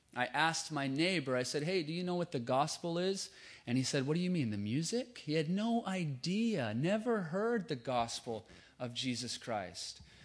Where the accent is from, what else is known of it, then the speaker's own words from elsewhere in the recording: Lewiston, Idaho, United States; now in California, United States; That's where I'm from. I'm from Lewiston, Idaho.